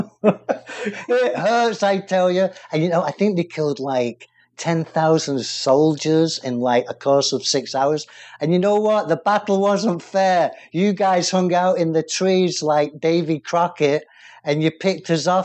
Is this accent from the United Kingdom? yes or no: yes; England, United Kingdom; now in United States